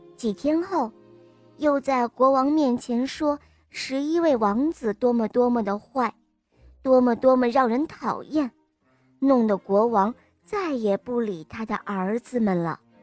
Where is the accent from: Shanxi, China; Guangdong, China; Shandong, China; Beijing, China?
Shandong, China; Jinan; 我今年五岁了，我来自济南